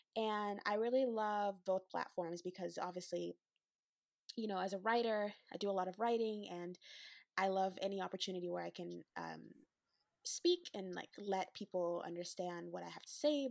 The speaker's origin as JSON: {"language": "English", "region": "Western Canada", "country": "Canada", "tie": "born or raised there", "said": "the Western black, Western Canadian perspective"}